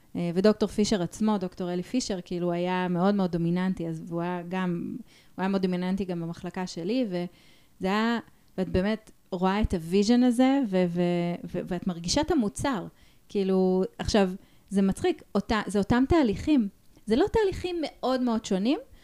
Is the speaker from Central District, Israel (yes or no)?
yes; Ra'anana, Central District, Israel; אני כאילו גדלתי ברעננה